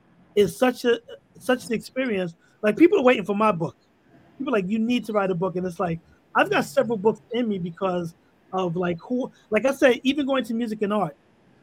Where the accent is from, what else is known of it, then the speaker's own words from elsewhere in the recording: New York City, New York, United States; also born or lived in Harlem; I grew up in the Bronx, right near Bronx River, where it basically all started.